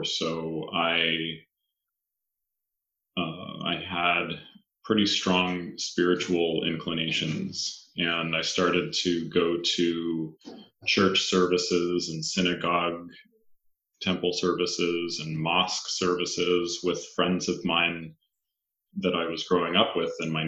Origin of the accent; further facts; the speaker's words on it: Northern California, United States; also born or lived in Kauai, Hawaii; growing up in Northern California